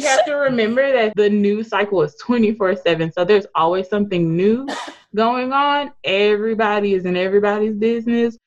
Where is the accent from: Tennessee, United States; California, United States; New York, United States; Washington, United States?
Tennessee, United States; Memphis; also born or lived in Atlanta; I'm from Memphis, born and raised here